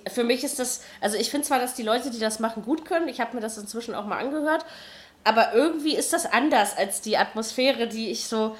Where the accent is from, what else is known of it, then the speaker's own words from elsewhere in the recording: Berlin, Germany; als Berliner